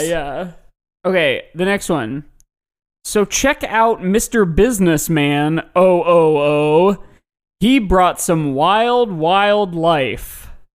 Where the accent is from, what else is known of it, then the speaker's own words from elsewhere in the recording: Midwest, United States; growing up in the Midwest